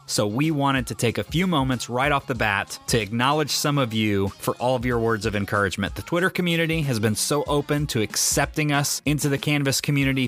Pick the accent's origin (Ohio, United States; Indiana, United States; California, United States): Indiana, United States; Rushville; went to high school at Rushville Consolidated High School in Rushville, Indiana, and then got a chance to come back out of industry to teach a career and technical education course in my hometown